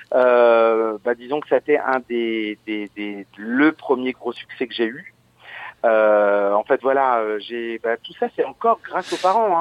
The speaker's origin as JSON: {"language": "French", "town": "Verdun", "region": "Grand Est", "country": "France", "tie": "born or raised there", "also_born_or_lived": "Audinville"}